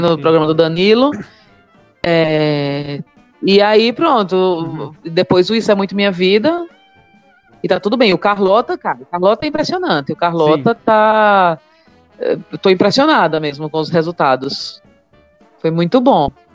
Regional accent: Maceió, Alagoas, Brazil; accent: nordestino; now in São Paulo, Brazil; sou de Maceió

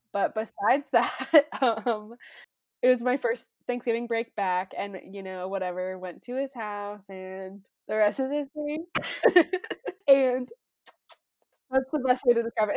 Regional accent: Loveland, Colorado, United States; the Loveland Rodeo, that's my hometown

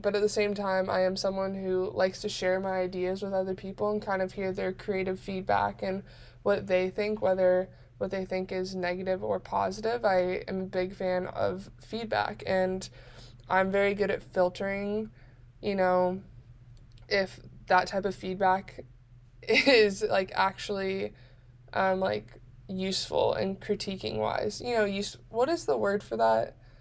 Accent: Bay Area, Northern California, United States; moved away as an adult; now in Arizona, United States; I was born and raised in Northern California, the Bay Area

